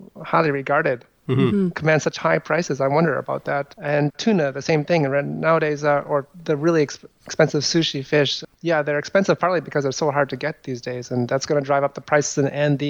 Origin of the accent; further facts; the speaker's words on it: Ottawa, Ontario, Canada; growing up in Ottawa